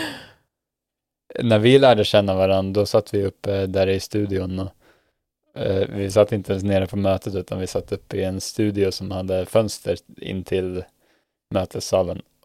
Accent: Sweden; moved away as an adult; now in Norway; vårt existerande nätverk hemma i Sverige

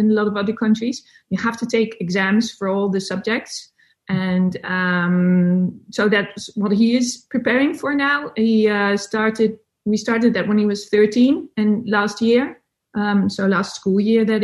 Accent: Netherlands; English is a second language; I'm from the Netherlands. So English is not my first language

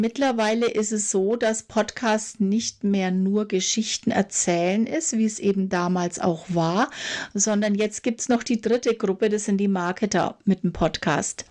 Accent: Franconia, Bavaria, Germany; also born or lived in Nuremberg; ich komme auch aus Franken

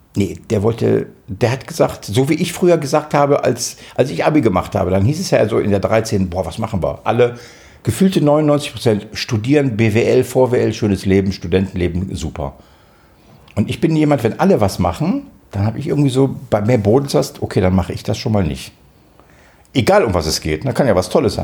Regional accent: Israel; now in Germany; Ich bin in Israel geboren, aber ich bin nicht Jude

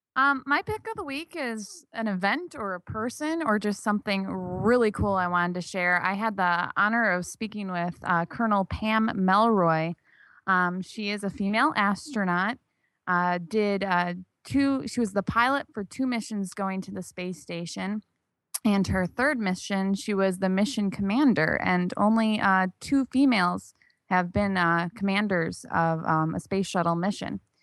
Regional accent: Michigan, United States; I'm from Michigan.

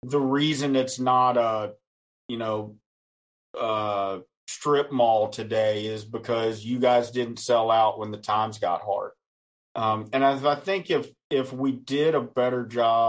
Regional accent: Western Virginia, United States; I am from Western Virginia

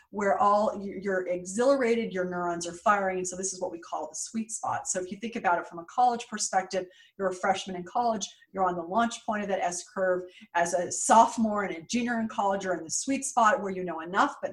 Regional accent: West Coast, United States; now in New York, United States; Super scary to me because I grew up on the West Coast.

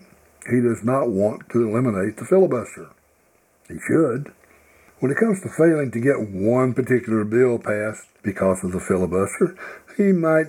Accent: the Bible Belt of the South, United States; I grew up in the Bible Belt of the South as a privileged white boy

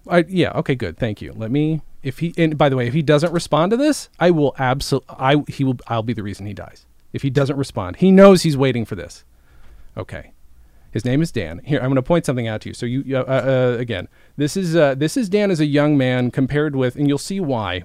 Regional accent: Swindon, South West England, United Kingdom; I was born in Swindon

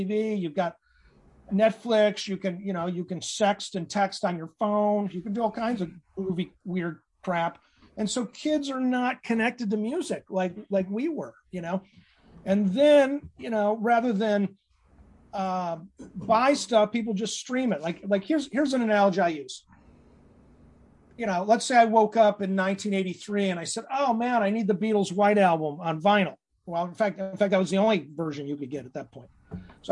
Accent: Corning, New York, United States; moved away as an adult; also born or lived in San Francisco; I grew up in Corning, New York, south of Rochester

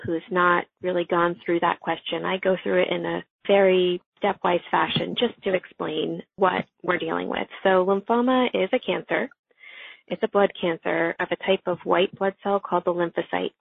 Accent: New Jersey, United States; also born or lived in Texas; my home state to treat our patients with lymphoma and CLL. I'm from New Jersey

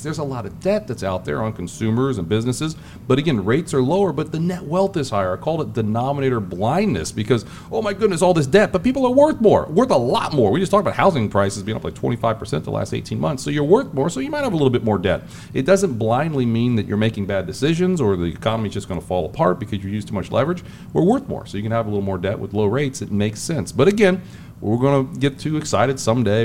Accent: Springfield, Ohio, United States; moved away as an adult; also born or lived in Cincinnati, Ohio; now in Charlotte, United States; I grew up in Springfield, Ohio, um, Clark Clark County, Springfield boy

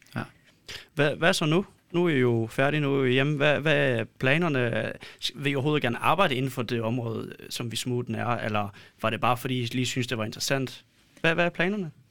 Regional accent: Poland; Danish is a second language; now in Denmark; jeg kommer fra Polen

